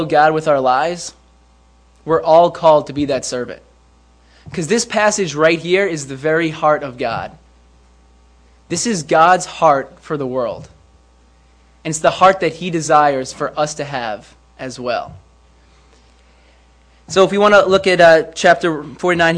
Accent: White Plains, New York, United States; I am from White Plains

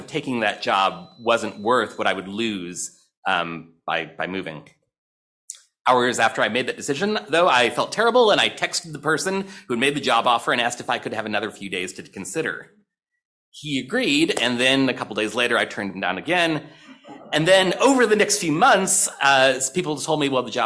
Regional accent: St. Louis, Missouri, United States; I grew up in St. Louis, Missouri

